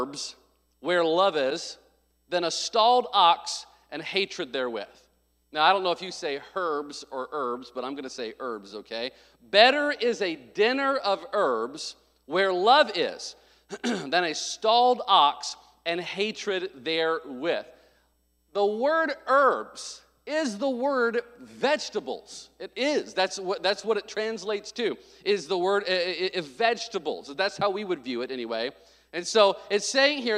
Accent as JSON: {"language": "English", "region": "the South", "country": "United States", "moved": "yes", "said": "I came from the South"}